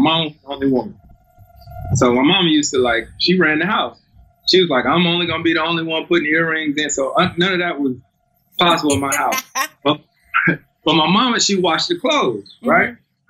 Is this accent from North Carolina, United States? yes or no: yes; Winston-Salem, North Carolina, United States; That's in Winston-Salem, my hometown.